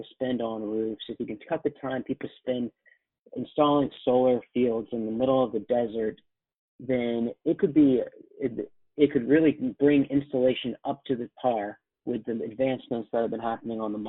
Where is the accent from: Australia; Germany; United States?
United States; Atlanta, Georgia; moved away as an adult; also born or lived in Chapel Hill, North Carolina / New York; now in Boston, United States; I grew up in Atlanta